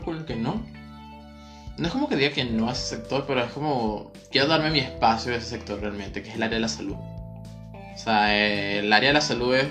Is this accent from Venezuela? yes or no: yes; Maracay, Aragua, Venezuela; also born or lived in Valencia, Venezuela / Caracas, Venezuela; yo soy de aquí de Maracay, viví en Valencia y venía a ver clases otra vez para acá, para Maracay. Y mi familia está aquí en Maracay.